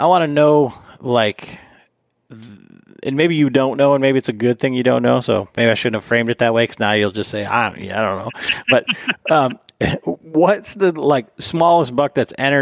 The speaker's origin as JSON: {"language": "English", "region": "Michigan", "country": "United States", "said": "I'm from Michigan"}